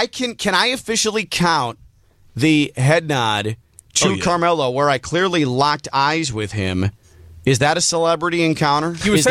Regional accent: Chicago, Illinois, United States; when I was growing up in the Chicago area

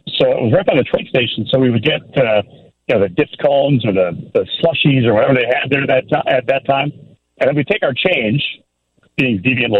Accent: Glenview, Illinois, United States; my hometown. Actually, my parents moved there when I was 2 years old, and then they just recently left the fine village of Glenview. So, yeah, I spent the better part of my formative years there in Glenview.

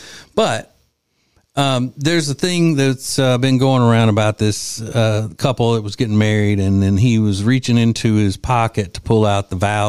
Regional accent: Winfield, Louisiana, United States; As they say in my hometown of Winfield, Louisiana

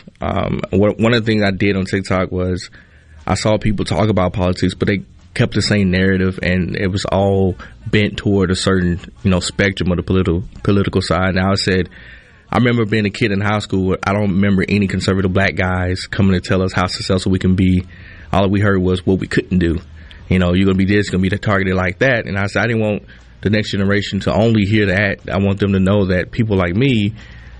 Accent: Kilmichael, Mississippi, United States; moved away as an adult; now in Philadelphia, United States; I grew up in Kilmichael, which is even smaller than Philadelphia

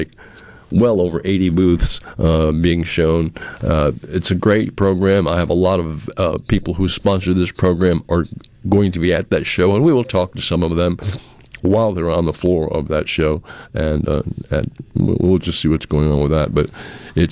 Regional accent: New England, United States; moved away; I grew up in New England where we didn't have to deal a lot with tornadoes

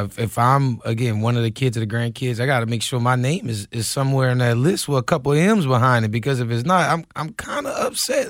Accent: New Orleans, Louisiana, United States; I'm from New Orleans

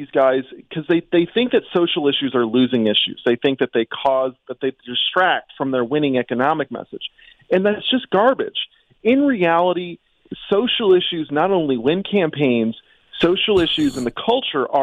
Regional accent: Illinois, United States; now in Washington, D.C., United States; I'm from Illinois

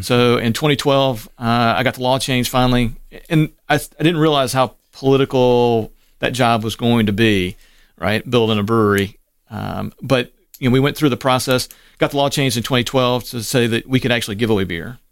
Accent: Waynesboro, Mississippi, United States; also born or lived in Cleveland, Mississippi / Memphis, Tennessee / Asheville, North Carolina / Laurel, Mississippi; Waynesboro is it where he ended up, and I spent most of my formative years.

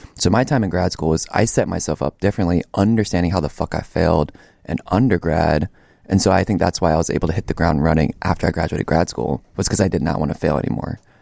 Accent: Acworth, Georgia, United States; moved away as an adult; I'm from Ackworth, Georgia. It's about, like, thirty minutes northeast of Atlanta. Um, let's see. Stayed there until, like, the end of high school.

